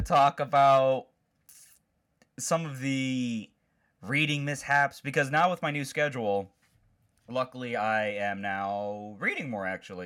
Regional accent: Chicago, Illinois, United States; I'm from Chicago

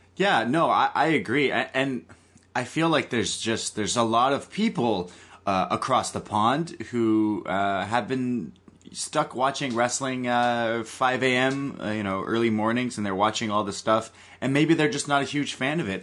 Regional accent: Canada; I am a Canadian

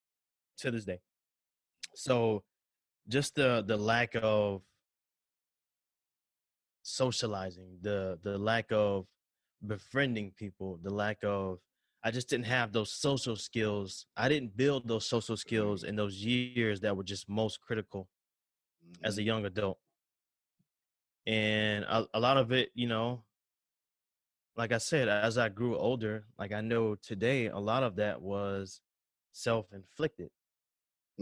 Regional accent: the South, United States; I got a little accent. I'm from the South

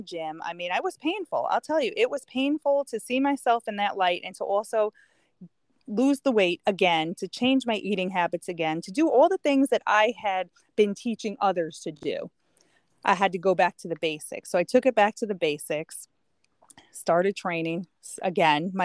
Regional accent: New York, United States; moved away; also born or lived in Connecticut; I grew up in New York and then we moved to Connecticut

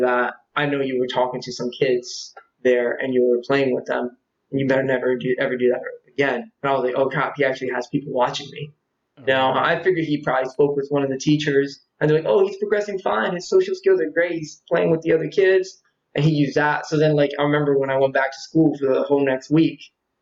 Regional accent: Atlantic City area, New Jersey, United States; also born or lived in Vineland, New Jersey / Ventnor, New Jersey; I was born in Jersey, South Jersey, in a little country area called Vineland. I basically lived there until I was about three

